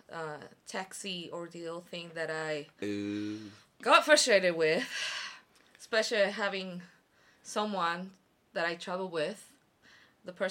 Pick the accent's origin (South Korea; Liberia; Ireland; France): South Korea; Especially because Korean is not my first language, even though I'm Korean.